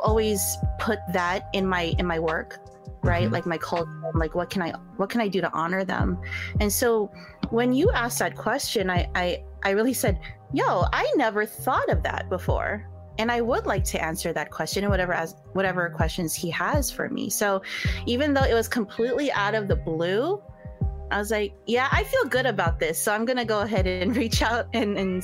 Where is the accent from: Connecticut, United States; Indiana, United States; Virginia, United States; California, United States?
California, United States; Bay Area; I'm just a Bay Area native who wants to stay in this area